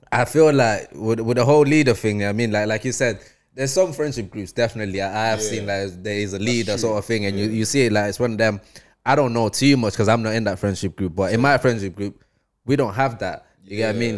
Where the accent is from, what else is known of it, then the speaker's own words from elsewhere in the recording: Zimbabwe; now in Manchester, United Kingdom; I grew up in Zim.